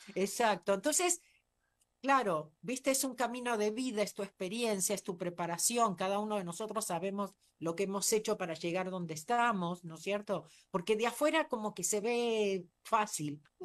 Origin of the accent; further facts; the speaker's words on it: Argentina; moved away as an adult; also born or lived in United States; nací en la Argentina